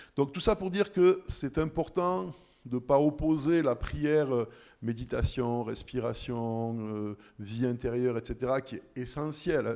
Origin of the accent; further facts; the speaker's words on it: Switzerland; on est suisse, en plus parce qu'on est chrétien